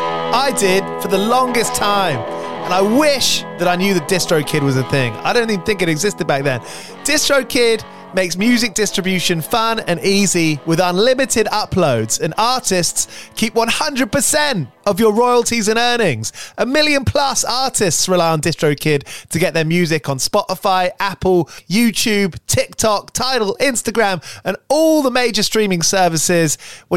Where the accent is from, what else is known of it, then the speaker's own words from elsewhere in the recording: England, United Kingdom; As an English person, you felt more represented as a punk rock fan.